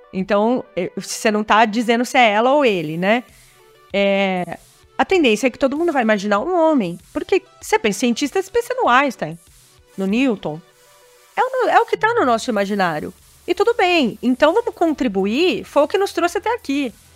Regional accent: Brazil; also born or lived in Silicon Valley; como brasileiros

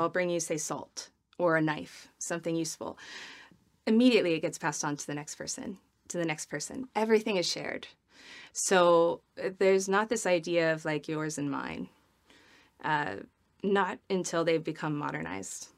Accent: Midwest, United States; I'm from the Midwest where you have dinner parties

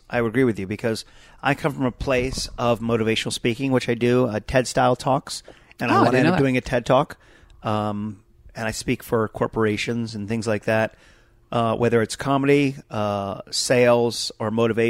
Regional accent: Potomac, Maryland, United States; Potomac, Maryland, right side outside of D.C.

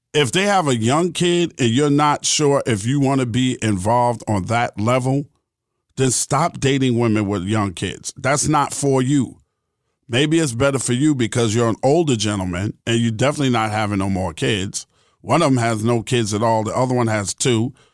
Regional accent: New York City, New York, United States; I grew up in New York City.

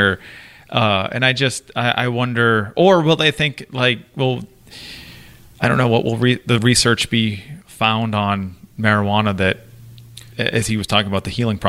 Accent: Massachusetts, United States; growing up in Massachusetts

